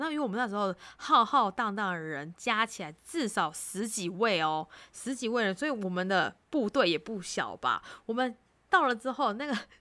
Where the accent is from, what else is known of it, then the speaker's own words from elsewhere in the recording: Taiwan; 我们台湾人